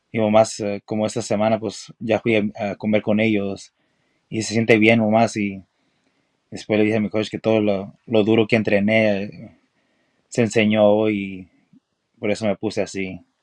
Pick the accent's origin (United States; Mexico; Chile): United States; Los Angeles, California; now in Texas, United States; yo nací en California